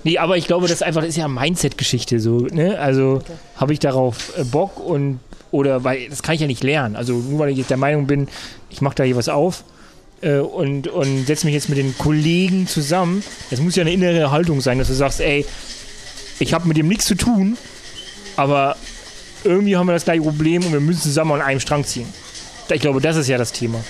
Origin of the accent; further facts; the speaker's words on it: Thuringia, Germany; ich komme ja aus Thüringen